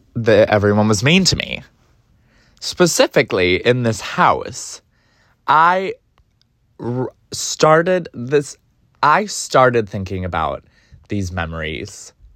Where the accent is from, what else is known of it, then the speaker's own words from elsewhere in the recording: Cleveland, Ohio, United States; now in New York, United States; I grew up in Cleveland, Ohio, the east suburbs of Cleveland